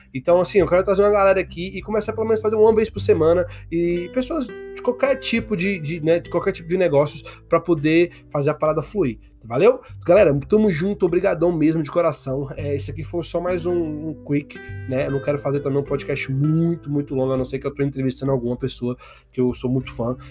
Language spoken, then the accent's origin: Portuguese; Brazil; moved away as an adult; now in United States; sou brasileiro, moro aqui nos Estados Unidos há sete anos